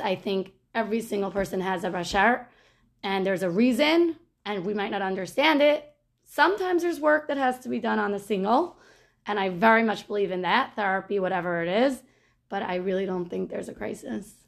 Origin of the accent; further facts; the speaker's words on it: United States; I'm from Muncie